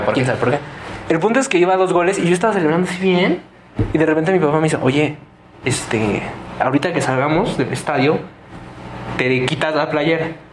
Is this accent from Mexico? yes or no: yes; Toluca, State of Mexico, Mexico; somos del Estado de México